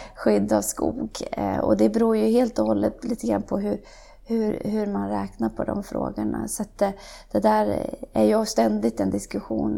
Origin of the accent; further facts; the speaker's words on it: Värmland, Sweden; moved away; also born or lived in Umeå / United States; Jag kommer ifrån Värmland som jag redan har nämnt. Där är jag uppvuxen